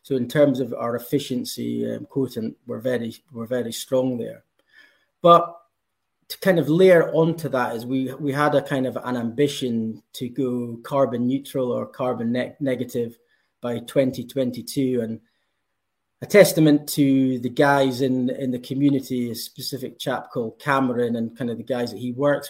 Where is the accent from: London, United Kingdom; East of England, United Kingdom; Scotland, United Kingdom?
Scotland, United Kingdom; if you can tell from my accent, I'm from Scotland